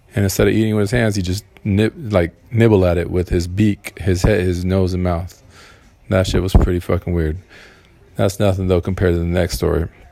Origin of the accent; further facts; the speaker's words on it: Southern California, United States; I'm from Cali, Cal- California, um, Southern California, in uh, United States of America